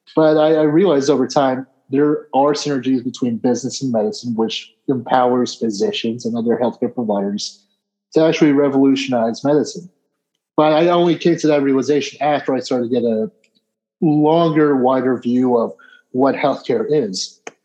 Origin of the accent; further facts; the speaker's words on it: Peoria, Arizona, United States; also born or lived in New Jersey; I was originally born in New Jersey, but I moved out to Arizona, specifically Peoria, Arizona. I think when I was two years old, and I've been in the state ever since. So grew up in Peoria